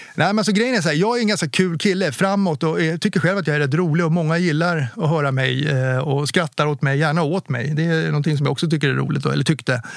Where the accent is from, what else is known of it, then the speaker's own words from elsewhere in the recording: Åkersberga, Stockholm County, Sweden; Jag är uppväxt i Åkersberga